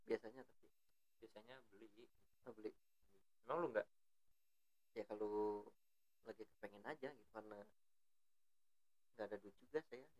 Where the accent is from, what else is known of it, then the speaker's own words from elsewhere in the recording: Bogor, West Java, Indonesia; saya juga orang Bogor sebenarnya